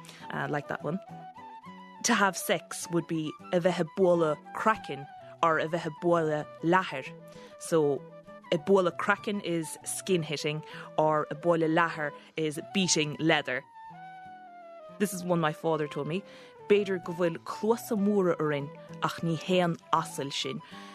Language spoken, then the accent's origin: English; Kerry, Munster, Ireland; I've heard this a lot in my hometown down in Kerry